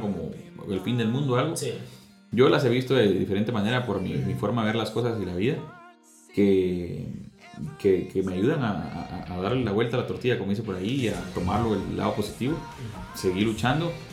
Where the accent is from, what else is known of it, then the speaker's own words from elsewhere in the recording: Guatemala; soy de Guatemala, pues estoy orgulloso de ser guatemalteco